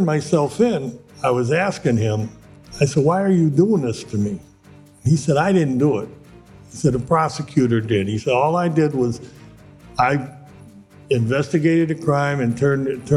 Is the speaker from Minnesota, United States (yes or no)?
no; Cleveland, Ohio, United States; I grew up in Cleveland, Ohio